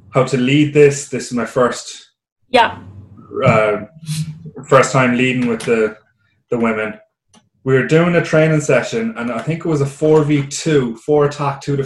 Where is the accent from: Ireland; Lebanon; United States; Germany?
Ireland; now in British Columbia, Canada; I'm Irish